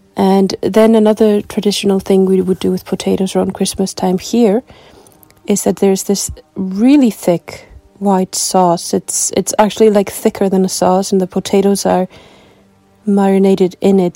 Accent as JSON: {"language": "English", "town": "Reykjavik", "region": "Capital Region", "country": "Iceland", "said": "I come from Reykjavik, Iceland."}